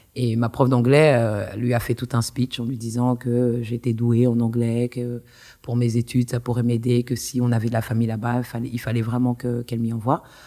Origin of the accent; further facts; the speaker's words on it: Le Kremlin-Bicêtre, Île-de-France, France; moved away; also born or lived in Paris / New York; j'ai grandi au Kremlin. Je suis allée maternelle, primaire, collège et lycée au Kremlin